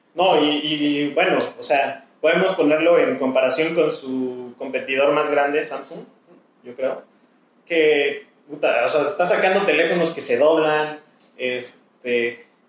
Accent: Mexico; como mexicanos

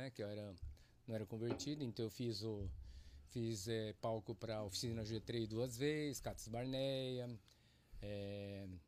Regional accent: Londrina, Paraná, Brazil; eu sou londrinense de nascença. Nasci em Londrina, Paraná, pé vermelho.

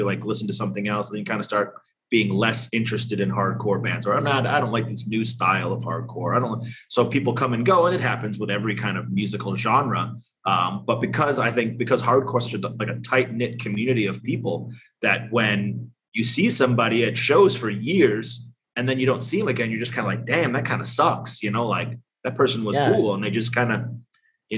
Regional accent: East Coast, United States; now in Las Vegas, United States; I grew up on the East Coast

